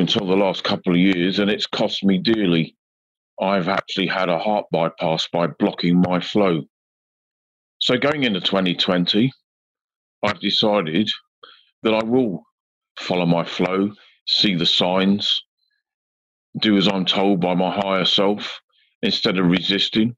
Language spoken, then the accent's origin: English; United Kingdom; from the UK